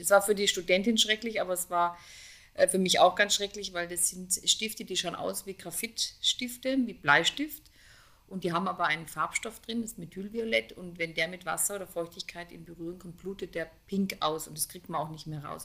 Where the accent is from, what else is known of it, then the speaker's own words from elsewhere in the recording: Konstanz, Baden-Württemberg, Germany; in dem Ort, wo ich aufgewachsen bin, in Konstanz am Bodensee